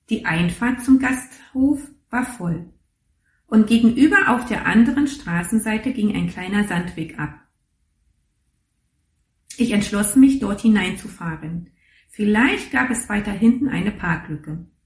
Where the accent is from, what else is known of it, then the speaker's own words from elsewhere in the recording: East Germany, Germany; Und ich bin in der DDR groß geworden und in der DDR war Religion ähm, nicht unbedingt, naja, ein, äh, etwas zum Vorzeigen.